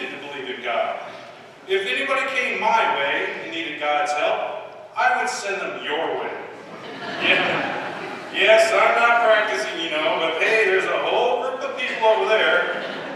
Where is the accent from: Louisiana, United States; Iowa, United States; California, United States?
Iowa, United States; Waterloo; I grew up in Waterloo, Iowa